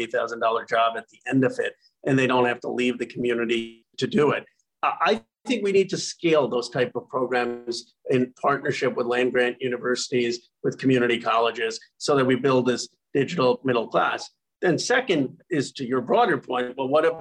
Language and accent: English; Philadelphia, Pennsylvania, United States; I was born in Philadelphia in 1976, our bicentenary.